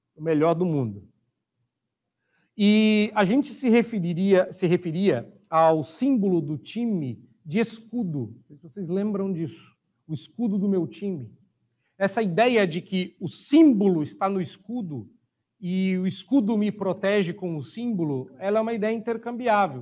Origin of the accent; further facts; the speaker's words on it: Brazil; eu sou brasileiro